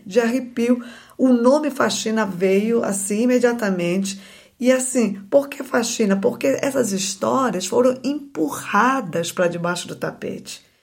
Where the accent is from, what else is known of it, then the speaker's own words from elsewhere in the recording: Belém, Pará, Brazil; moved away; Eu nasci em Belém e nasci e me criei numa periferia da, da cidade de Belém